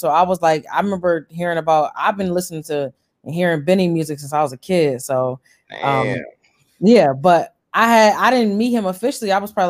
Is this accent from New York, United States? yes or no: yes; Buffalo, New York, United States; also born or lived in Mississippi / Atlanta; now in Niagara Falls, United States; I live in the Falls, but I'm from Buffalo, Eastside Buffalo, Broadway Street. That's where I grew up at.